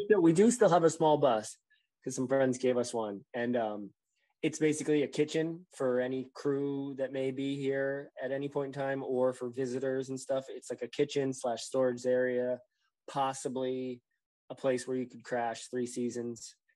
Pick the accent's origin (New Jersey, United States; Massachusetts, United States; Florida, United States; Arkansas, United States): New Jersey, United States; also born or lived in West Virginia; now in Maine, United States; I'm from New Jersey.